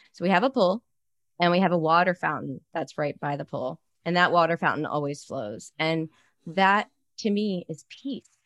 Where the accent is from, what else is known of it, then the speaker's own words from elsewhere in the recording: Baltimore, Maryland, United States; now in Arizona, United States; I'm from Baltimore